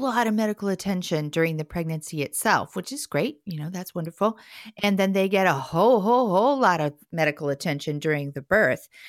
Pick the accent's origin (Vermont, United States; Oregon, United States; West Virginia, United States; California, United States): Oregon, United States; Portland; Portland, Oregon, my hometown